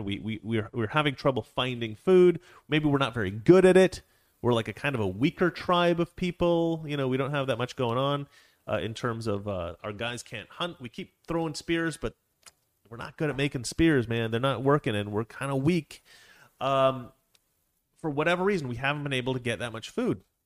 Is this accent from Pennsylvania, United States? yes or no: no; Oregon, United States; I'm from Oregon